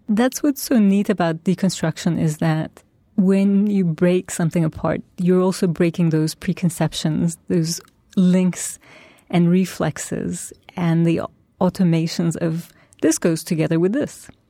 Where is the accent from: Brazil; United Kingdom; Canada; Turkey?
Turkey; now in New York, United States; my roots are in Turkey. That's my past. That's where, where I grew up and that's my culture, my family